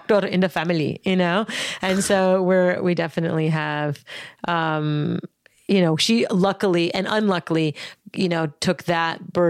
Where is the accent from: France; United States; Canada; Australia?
Canada; Montreal, Quebec; Born and raised in Montreal, Canada.